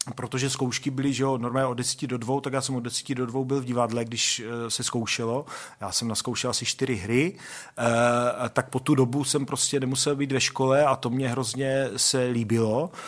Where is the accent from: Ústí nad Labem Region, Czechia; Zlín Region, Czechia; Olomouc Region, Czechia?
Olomouc Region, Czechia; Olomouc; já jsem vyrůstal na sídlišti Hejrovského uh, v Olomouci